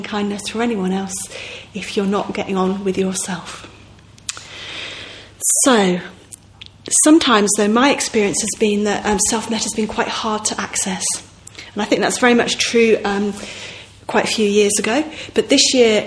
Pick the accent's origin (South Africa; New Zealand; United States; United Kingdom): United Kingdom; Manchester, North West England; moved away as an adult; Manchester's my hometown in some ways. I lived in Manchester from when I was about 7 to when I was about 23 or something.